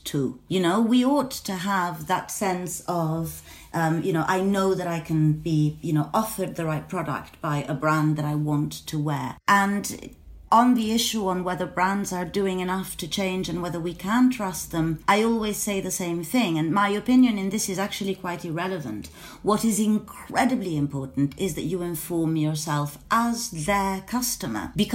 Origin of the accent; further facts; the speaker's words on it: Venice, Veneto, Italy; I'm from Venice, so I was, you know, I was sort of spoon-fed Burano lace with my milk